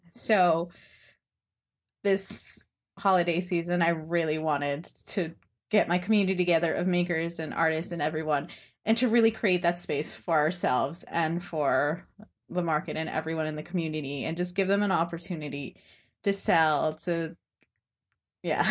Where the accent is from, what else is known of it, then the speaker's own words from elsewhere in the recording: Hudson Valley, New York, United States; growing up in the Hudson Valley and being undocumented